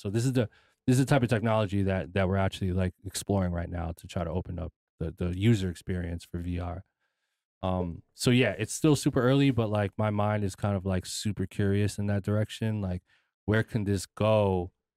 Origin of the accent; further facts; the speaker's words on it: United States; I was born in America, but I'm Filipino